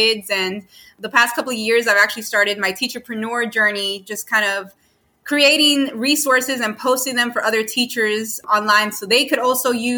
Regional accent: New York City, New York, United States; also born or lived in Miami, Florida; now in South Carolina, United States; I was born and raised in New York. So Queens, Jackson Heights is like my birthplace

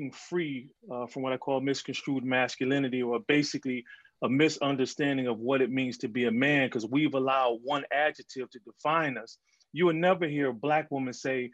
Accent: Detroit, Michigan, United States; I grew up in Detroit

